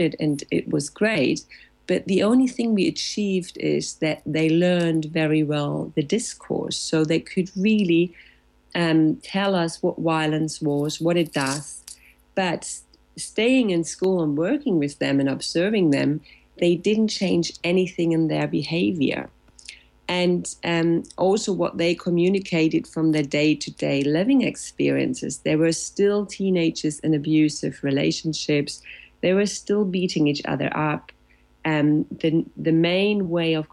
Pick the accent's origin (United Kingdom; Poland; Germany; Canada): Germany; English is a second language; also born or lived in Latin America; now in Barcelona, Spain; I'm in Spain, in Barcelona, located since 11 years now, almost, yes, after having lived a couple of years in Latin America, but I'm originally from Germany.